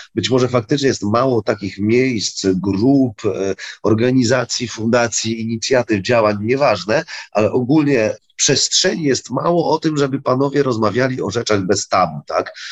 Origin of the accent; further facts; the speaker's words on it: Wrocław, Lower Silesian Voivodeship, Poland; jesteśmy z Wrocławia